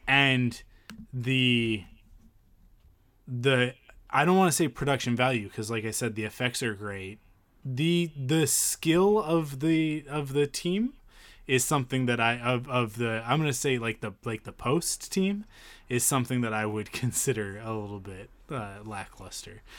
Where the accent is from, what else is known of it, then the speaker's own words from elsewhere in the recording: Penticton, British Columbia, Canada; we grew up in Penticton